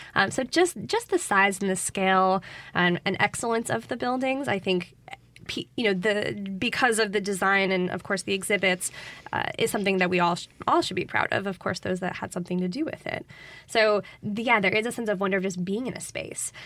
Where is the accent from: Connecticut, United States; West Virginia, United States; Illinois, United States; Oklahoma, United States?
Connecticut, United States; moved away as an adult; now in Jackson, United States; I'm originally from Connecticut, but as I tell people, I've been living in Jackson for over ten years